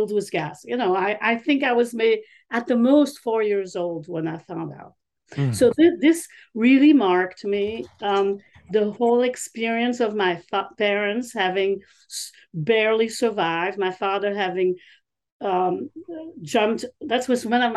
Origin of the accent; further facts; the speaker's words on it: Antwerp, Flanders, Belgium; moved away as an adult; also born or lived in Israel; now in United States; I'm originally from Antwerp, Belgium